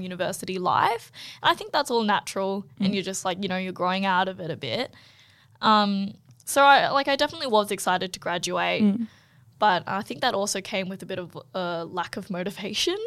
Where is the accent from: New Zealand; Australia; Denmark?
Australia; Canberra, Australian Capital Territory; I'm actually from Canberra